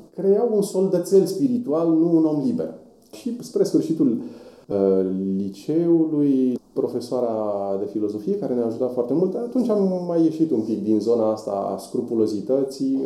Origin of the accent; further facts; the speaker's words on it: Voluntari, Ilfov, Romania; also born or lived in Bucharest; provenind din voluntari. Acolo am crescut, m-am născut în București